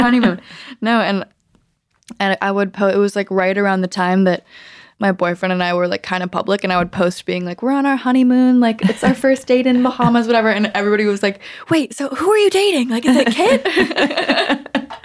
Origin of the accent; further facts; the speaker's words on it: Los Angeles, California, United States; growing up in Los Angeles with my family